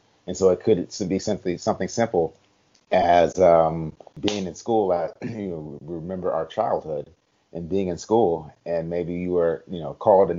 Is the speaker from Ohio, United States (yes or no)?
yes; Cleveland, Ohio, United States; also born or lived in Germany; So, but yeah, I grew up in Cleveland. My parents divorced at two, and actually lived in Germany for a little while.